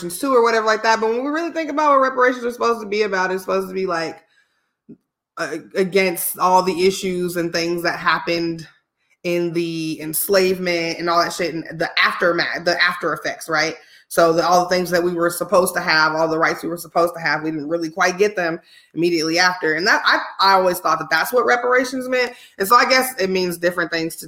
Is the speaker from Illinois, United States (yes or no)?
yes; Illinois, United States; born or raised there; moved away